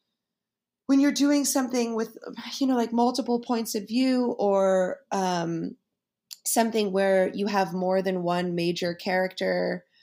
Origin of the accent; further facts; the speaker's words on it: New York, United States; it's also in New York and I'm a New Yorker and I know all the streets that he's talking about